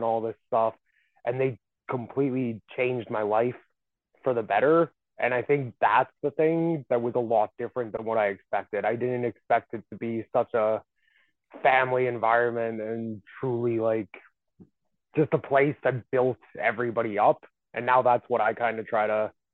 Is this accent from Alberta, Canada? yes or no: yes; Calgary, Alberta, Canada; I'm from Calgary, is where I'm originally from.